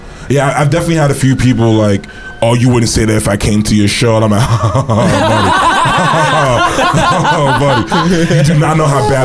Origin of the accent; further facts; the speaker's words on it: Haiti; but I'm Haitian. Both my parents are Haitian.